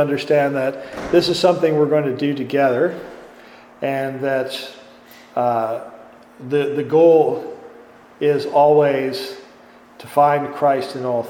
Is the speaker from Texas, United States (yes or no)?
no; Green Bay, Wisconsin, United States; now in Chicago, United States; I'm from Wisconsin originally, and Green Bay